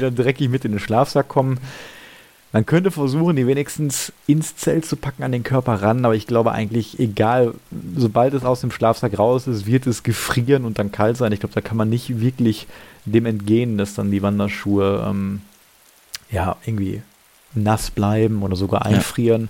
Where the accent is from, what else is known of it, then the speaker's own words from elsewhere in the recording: Gladbeck, North Rhine-Westphalia, Germany; now in Essen, Germany; Gladbeck, also meiner Heimatstadt